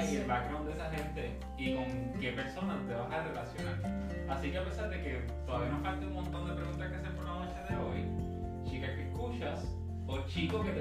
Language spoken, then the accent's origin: Spanish; Puerto Rico; yo, como puertorriqueño, hombre de, de, eh